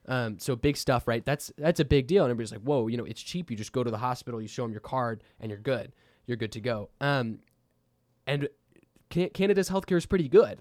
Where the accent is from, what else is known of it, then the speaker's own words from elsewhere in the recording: Texas, United States; we're from Texas